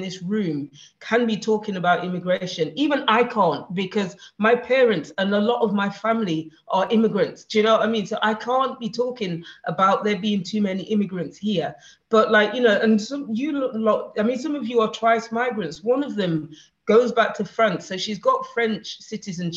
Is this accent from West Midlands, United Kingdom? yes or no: no; Nottingham, East Midlands, United Kingdom; also born or lived in London; I was born in Nottingham, and I have a British passport